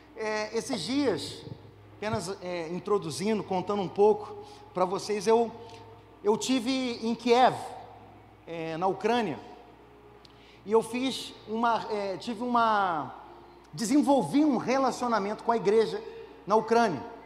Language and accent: Portuguese; Brazil; nós, brasileiros